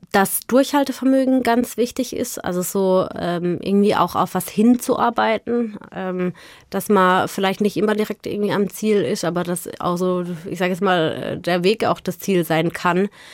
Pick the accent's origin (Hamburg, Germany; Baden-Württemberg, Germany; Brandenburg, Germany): Baden-Württemberg, Germany; Offenburg; Wir sind in Offenburg groß geworden